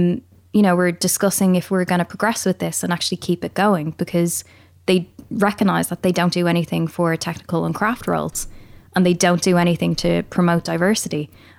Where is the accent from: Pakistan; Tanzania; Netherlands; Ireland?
Pakistan; I was so racially bullied as a kid because I was different, because I was from Pakistan.